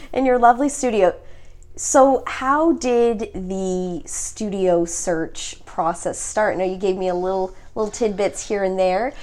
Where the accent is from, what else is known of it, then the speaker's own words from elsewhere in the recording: Mississauga, Ontario, Canada; now in Toronto, Canada; I grew up in Mississauga